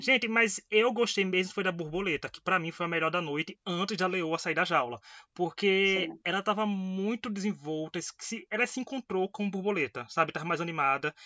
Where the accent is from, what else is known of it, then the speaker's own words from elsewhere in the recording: Northeast Region, Brazil; eu que sou aqui do Nordeste